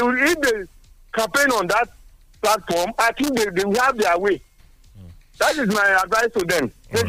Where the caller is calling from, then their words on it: Togo; I'm calling from Togo.